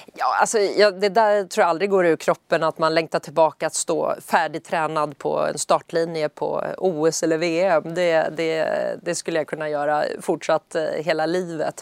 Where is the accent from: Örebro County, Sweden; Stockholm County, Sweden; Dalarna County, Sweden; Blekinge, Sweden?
Stockholm County, Sweden; Södertälje; i Södertälje där jag är uppvuxen